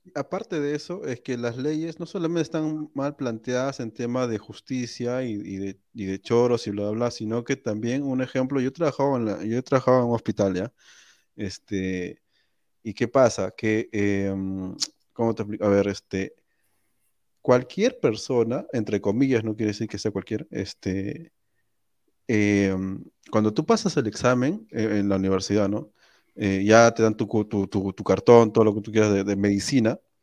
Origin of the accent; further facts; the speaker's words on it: Peru; somos peruanos